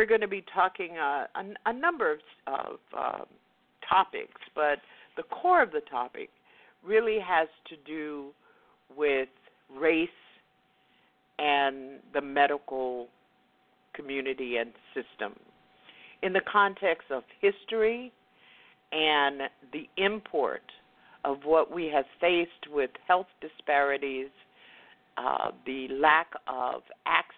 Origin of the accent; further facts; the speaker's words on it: West Palm Beach, Florida, United States; in my segregated community of West Palm Beach, Florida, there was a Black hospital